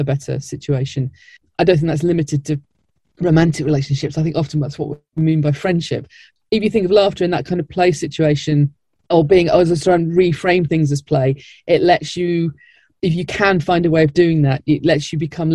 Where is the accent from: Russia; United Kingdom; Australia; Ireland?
United Kingdom; Blackburn, North West England; moved away as an adult; now in London, United Kingdom; I'm from Blackburn